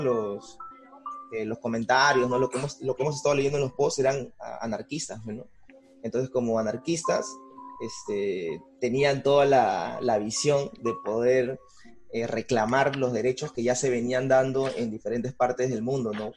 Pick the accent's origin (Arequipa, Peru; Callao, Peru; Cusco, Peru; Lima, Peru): Callao, Peru; Bellavista; tengo 28 años y soy de Villavista